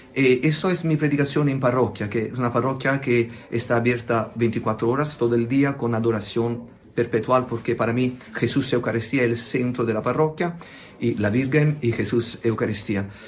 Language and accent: Spanish; Italy; Spanish is a second language; pido perdón por mi español, por soy italiano